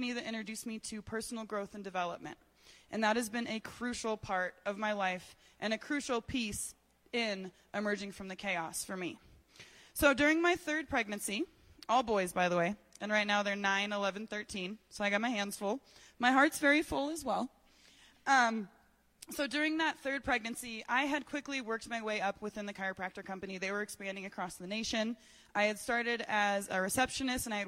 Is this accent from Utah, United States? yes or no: no; Colorado Springs, Colorado, United States; I was born here in Colorado Springs.